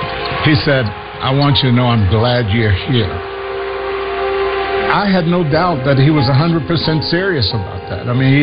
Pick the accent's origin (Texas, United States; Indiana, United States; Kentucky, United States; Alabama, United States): Kentucky, United States; Lexington; James and I grew up here in Lexington. I mean, we were from the same neighborhood. We grew up in a housing project here in Lexington